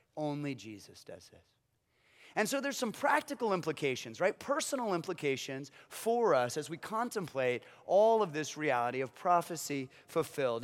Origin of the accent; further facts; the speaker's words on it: Kansas, United States; I was born in Kansas